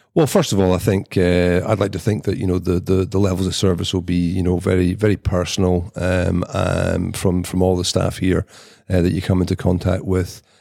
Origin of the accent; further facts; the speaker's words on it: Edinburgh, Scotland, United Kingdom; also born or lived in Nairn, Scotland / St Andrews, Scotland; now in Highlands, Scotland; when I was growing up in Edinburgh